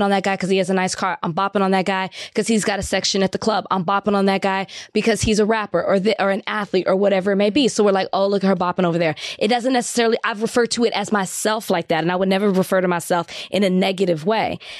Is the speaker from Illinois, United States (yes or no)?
no; Texas, United States; I'm from Texas